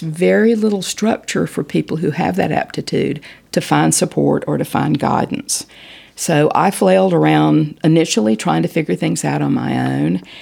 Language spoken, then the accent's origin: English; Winston-Salem, North Carolina, United States; I was born in Winston-Salem